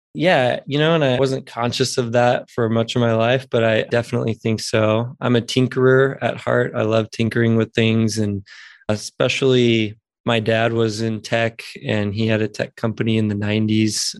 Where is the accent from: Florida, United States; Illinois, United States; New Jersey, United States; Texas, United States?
Texas, United States; Houston; moved away as an adult; now in Asheville, United States; I'm from Houston and grew up there and spent many, many years there, but I'm living in Asheville, North Carolina now.